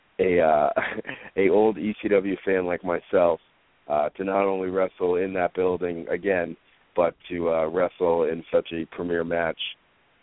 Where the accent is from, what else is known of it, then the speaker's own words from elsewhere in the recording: New England, United States; I'm from New England through and through.